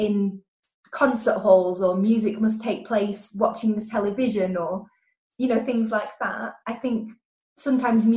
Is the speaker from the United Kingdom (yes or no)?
yes; Lancashire, North West England, United Kingdom; now in Merseyside, United Kingdom; I'm from Lancashire and I now live in Merseyside near Liverpool